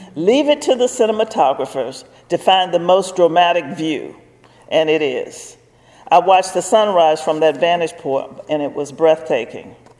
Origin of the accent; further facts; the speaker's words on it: Virginia, United States; I was from Virginia